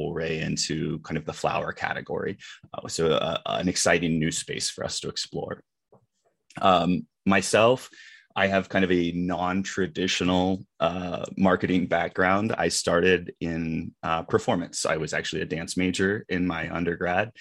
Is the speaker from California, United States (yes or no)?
yes; California, United States; moved away; also born or lived in Colorado; I am originally from California. I did go to high school in Colorado